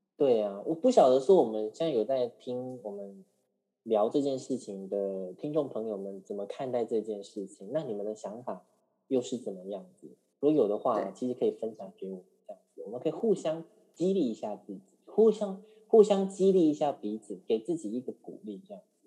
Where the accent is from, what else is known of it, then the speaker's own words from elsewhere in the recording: Taiwan; 因为我们台湾人很喜欢跟大陆比较嘛